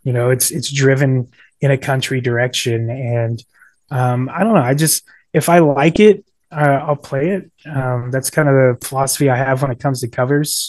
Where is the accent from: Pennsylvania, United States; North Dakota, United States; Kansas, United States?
Kansas, United States; Ashland; moved away as an adult; also born or lived in Northern Virginia; Ashland, Kansas, my hometown